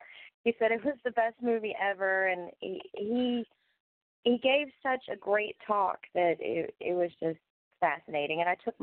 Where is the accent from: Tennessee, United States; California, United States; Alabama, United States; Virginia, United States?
Virginia, United States; Clifton Forge; I'm from the Appalachian Mountains. I live in Clifton Forge